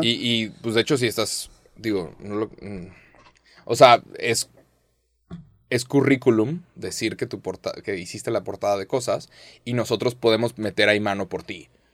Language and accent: Spanish; Mexico; soy mexicano